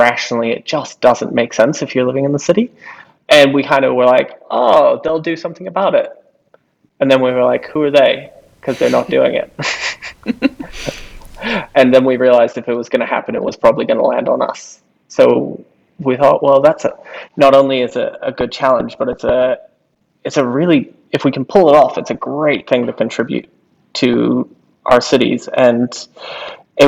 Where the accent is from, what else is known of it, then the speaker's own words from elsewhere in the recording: Nelson, New Zealand; moved away as an adult; now in Wellington, New Zealand; I grew up in Nelson